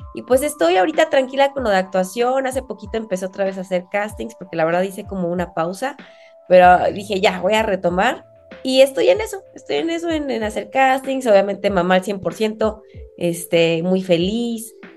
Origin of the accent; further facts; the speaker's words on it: Mexico; accent: muy mexicano; mi acento, muy mexicano